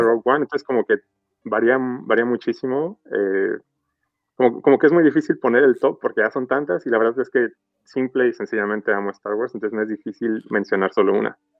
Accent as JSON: {"language": "Spanish", "country": "Mexico", "said": "soy de México"}